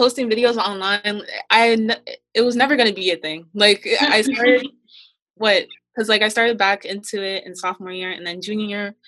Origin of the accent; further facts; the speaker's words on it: Kenya; moved away; being Kenyan. Oh, fun fact, I'm Kenyan